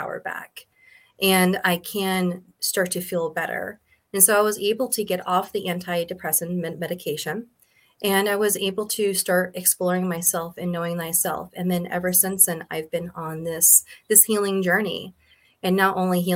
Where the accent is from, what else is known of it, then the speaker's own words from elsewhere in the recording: Montana, United States; also born or lived in California; And then we moved to Montana, where we actually opened up an elk ranch.